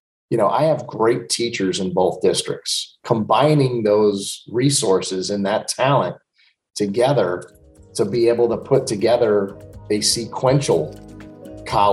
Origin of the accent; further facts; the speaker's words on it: Roscoe, New York, United States; also born or lived in Livingston Manor; I've lived here my whole life. I grew up in Roscoe.